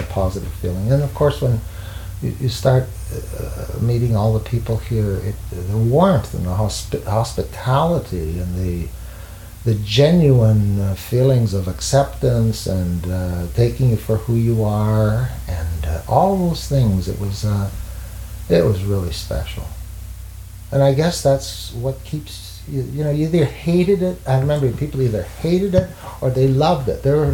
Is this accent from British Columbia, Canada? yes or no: no; Montreal, Quebec, Canada; I grew up in Montreal